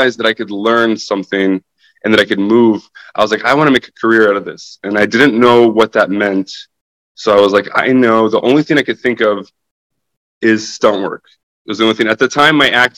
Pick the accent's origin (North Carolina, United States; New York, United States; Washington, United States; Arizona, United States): Washington, United States; Spokane; moved away as an adult; also born or lived in Ukraine / Tacoma, Washington; now in Los Angeles, United States; So my family lived in Tacoma for 5 years, and then we moved from Tacoma to Spokane, and then I grew up in Spokane. I lived in Spokane for 17 years